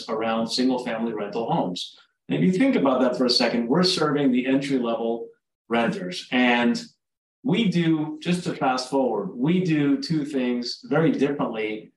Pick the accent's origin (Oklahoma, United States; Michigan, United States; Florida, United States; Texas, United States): Florida, United States; South; also born or lived in Uruguay; I'm originally from Uruguay, South America. I grew up in South Florida